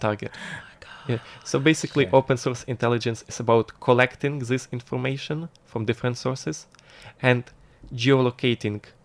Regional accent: Lviv, Lviv Oblast, Ukraine; moved away as an adult; now in Taiwan; in Ukraine, I'm from lovely historical city which is called Lviv. It's western Ukraine, and it's really, really close to the border with Poland.

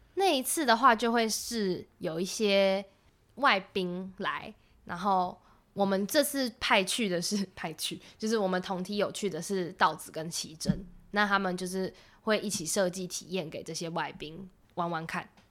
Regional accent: Taipei, Taiwan; 我是台北人，所以我也是城市长大的

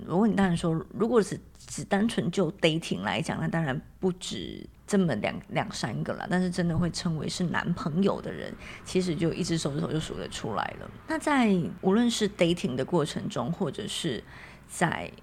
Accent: Taiwan; 我是台湾人嘛，那我又是乡下小孩

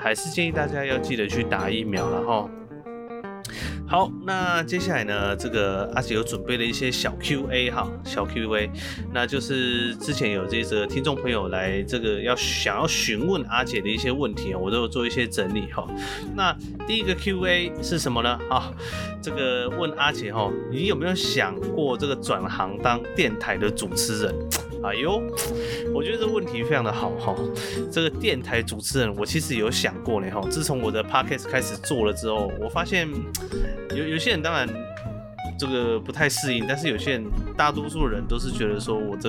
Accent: Chiayi, Chiayi City, Taiwan; 其实因为我的邻居呢，他们全部都是讲台语。很妙哦，我在这个算是嘉义市都市长大，但是我的邻居全部都讲台语。

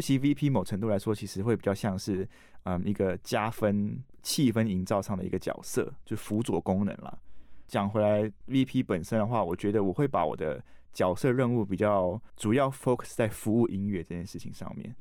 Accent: Tainan, Taiwan; moved away as an adult; also born or lived in Taipei; 我是台南人嘛，所以我来台北

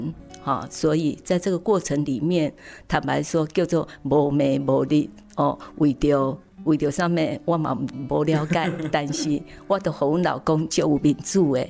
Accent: Taitung County, Taiwan; 我从小在仁爱国小那边求学，国中在宝山台东的宝山国中求学

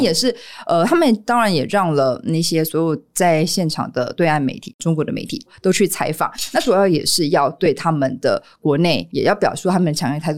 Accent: Taiwan; 作为中华民国家的民众

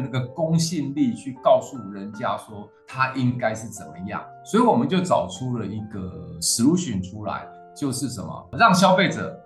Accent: Taiwan; also born or lived in Taipei; 我们是从台湾这块土地出来的

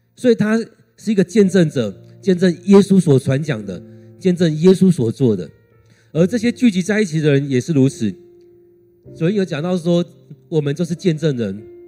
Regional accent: Taiwan; 如果用我们台湾来看，他们会觉得台湾人就讲华语啊，就讲台语啊，讲客家话啊。

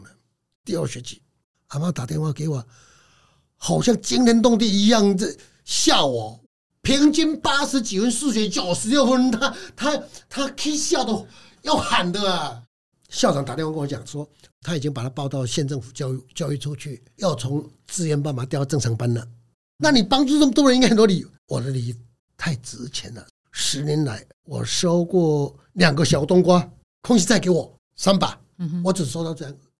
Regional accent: Minxiong, Chiayi County, Taiwan; moved away; also born or lived in Taipei; 我是嘉义民雄人。嗯哼。那从小就在嘉义民雄，呃，穷困的 在不三不四的地方长大，我在台北担任世贸二馆的馆长。二零一三年的时候，我民雄的家里都没有人，只有我的老父亲跟老母亲

